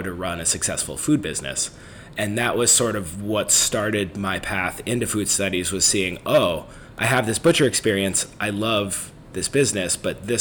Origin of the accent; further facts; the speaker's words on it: Northern California, United States; moved away; I grew up in Northern California